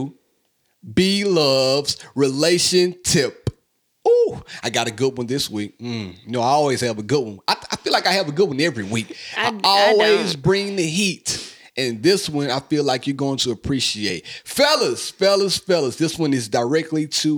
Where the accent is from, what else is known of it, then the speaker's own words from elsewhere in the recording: Hazlehurst, Mississippi, United States; my hometown, Hazelhurst, Mississippi